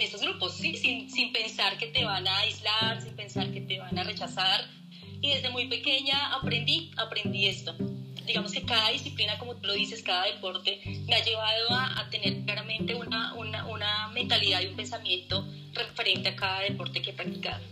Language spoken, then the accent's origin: Spanish; Colombia; como buena colombiana